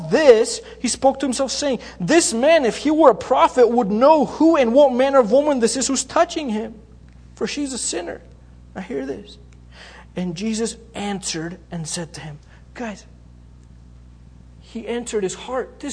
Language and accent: English; Bulgaria; moved away; also born or lived in Greece; I grew up in Bulgaria. I was born there. We moved to Greece.